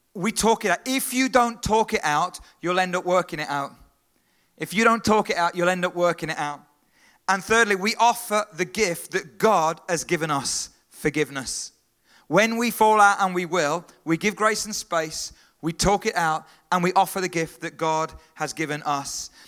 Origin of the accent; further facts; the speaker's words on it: Stourbridge, West Midlands, United Kingdom; I was born in Stourbridge. I was born in England